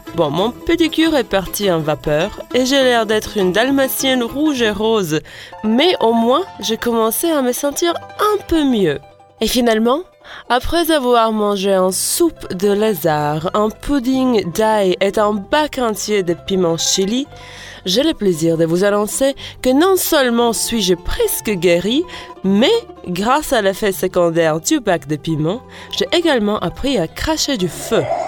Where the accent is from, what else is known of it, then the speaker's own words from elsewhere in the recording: Latvia; French is a second language; now in France; de mon pays natal, la Lettonie